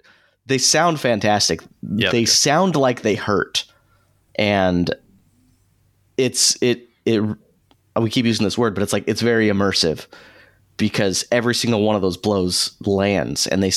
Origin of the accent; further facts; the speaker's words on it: United States; I grew up in America